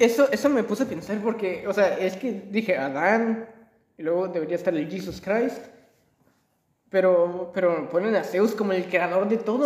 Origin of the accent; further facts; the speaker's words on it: Mexico; Yo soy de México